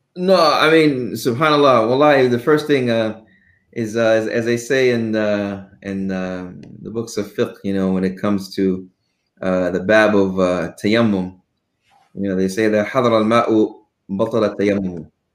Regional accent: Houston, Texas, United States; also born or lived in Arlington, Texas; I was born in Arlington, but only stayed in Arlington for about a year, and then raised in Houston my whole

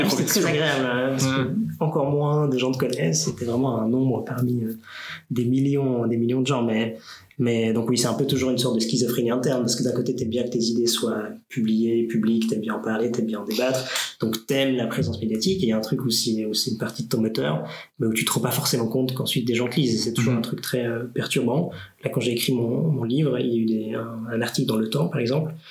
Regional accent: Romandy, Switzerland; born there; Et mon père vient de Fribourg, et nous, on est tous nés en Suisse romande, mhm. etc. Mais donc, ils sont venus à Neuchâtel en partie pour ça.

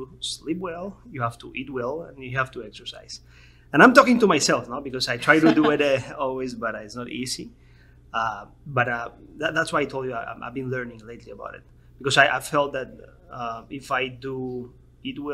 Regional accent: Miami, Florida, United States; also born or lived in North Carolina; I'm from Miami.

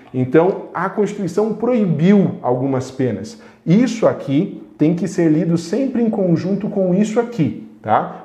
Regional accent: western Paraná, Brazil; accent: western Paraná; o sotaque para, do oeste do Paraná

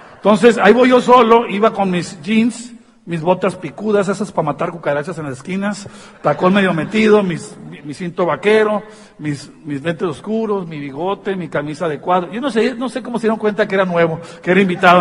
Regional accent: Tijuana, Baja California, Mexico; soy de Tijuana

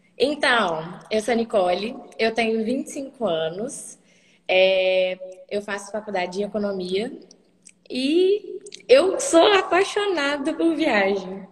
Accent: Guarani, Minas Gerais, Brazil; born or raised there; also born or lived in Hackensack, New Jersey, United States; now in Juiz de Fora, Brazil

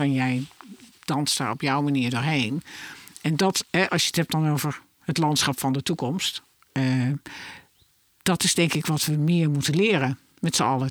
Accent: Netherlands; wij als Nederlander

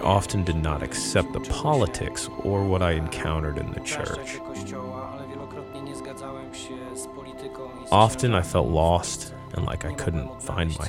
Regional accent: Poland; English is a second language; moved away as an adult; now in Statesboro, United States; My experience with the church began when I was growing up in Poland

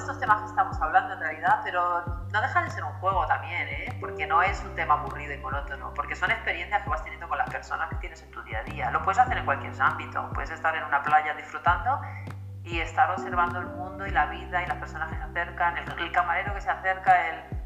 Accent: Madrid, Community of Madrid, Spain; also born or lived in Alicante, Valencian Community; now in Galicia, Spain; nací en Madrid, he vivido siempre en España, sí que es cierto que he vivido en diferentes lugares.

